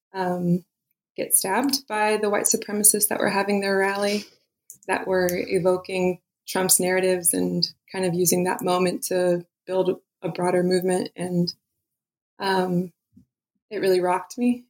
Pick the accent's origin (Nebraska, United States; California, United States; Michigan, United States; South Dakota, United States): California, United States; Eastern Sierras; I was born and raised in California, and I grew up in the Eastern Sierras.